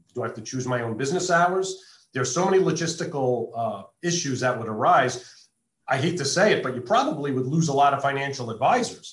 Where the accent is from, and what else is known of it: East Coast, United States; born or raised there; moved away as an adult; now in Las Vegas, United States